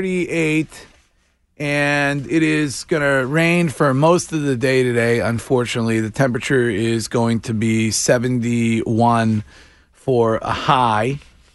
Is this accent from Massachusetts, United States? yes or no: yes; Stow, Massachusetts, United States; walked in to my hometown police department